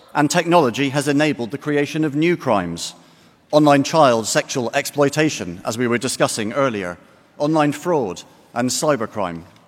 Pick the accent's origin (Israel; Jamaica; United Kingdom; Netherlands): United Kingdom; Glasgow, Scotland; Glasgow, by complete coincidence, my hometown